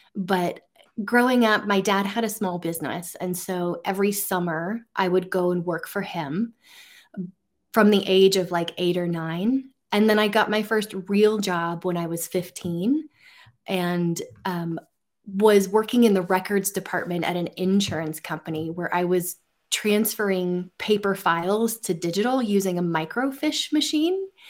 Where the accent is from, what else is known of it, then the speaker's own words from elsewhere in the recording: central Oregon, United States; grew up in central Oregon